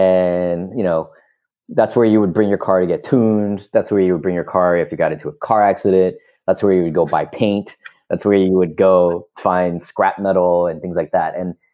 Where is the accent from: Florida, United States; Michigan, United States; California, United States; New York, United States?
New York, United States; And, you know, we're from New York.